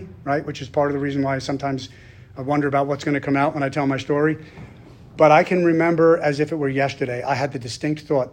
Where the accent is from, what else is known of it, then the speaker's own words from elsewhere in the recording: Long Island, New York, United States; moved away; I'm originally from Long Island, New York